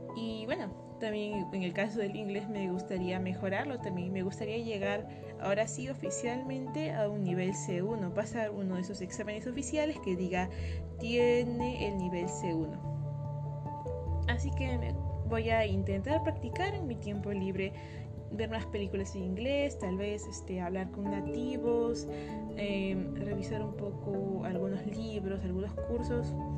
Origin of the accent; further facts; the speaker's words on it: Peru; yo soy peruana